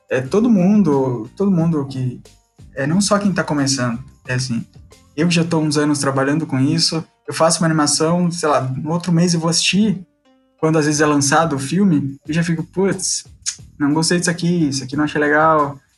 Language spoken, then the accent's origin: Portuguese; Curitiba, Paraná, Brazil; Eu sou curitibano